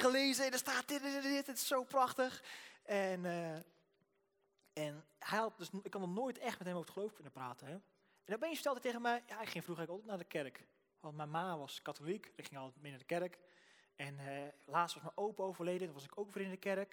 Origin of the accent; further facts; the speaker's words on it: Rotterdam, South Holland, Netherlands; ik kom uit Rotterdam, dus ik praat gewoon zo.